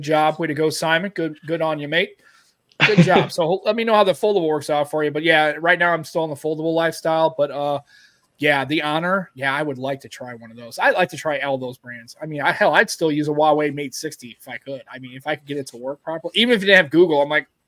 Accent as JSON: {"language": "English", "country": "United States", "said": "being an American"}